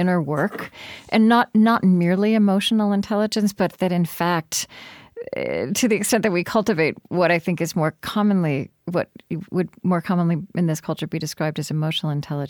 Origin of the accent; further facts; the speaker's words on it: United States; I'm American